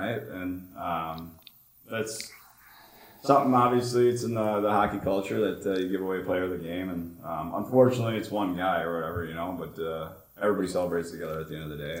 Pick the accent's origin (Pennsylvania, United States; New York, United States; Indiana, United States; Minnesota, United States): Minnesota, United States; South St. Paul; where I grew up in Minnesota, South St. Paul